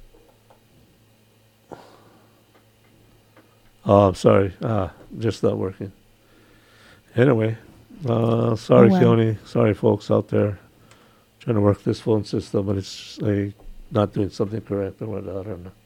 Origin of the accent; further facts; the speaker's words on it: Hawaii, United States; as a Hawaiian, I had long hair.